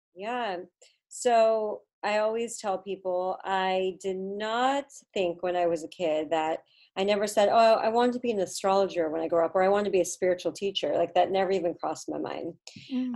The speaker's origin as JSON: {"language": "English", "region": "California", "country": "United States", "tie": "born or raised there", "also_born_or_lived": "Boston", "moved": "as an adult", "said": "I'm from California"}